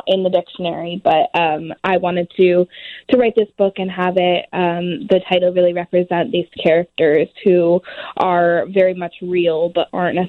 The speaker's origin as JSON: {"language": "English", "town": "Oakland", "region": "California", "country": "United States", "tie": "born or raised there", "said": "I was born and raised in Oakland. I still live here."}